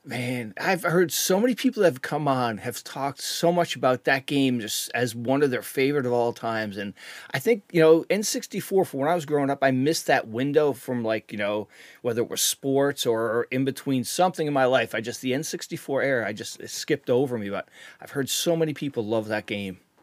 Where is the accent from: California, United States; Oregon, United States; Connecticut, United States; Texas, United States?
Connecticut, United States; I'm from Connecticut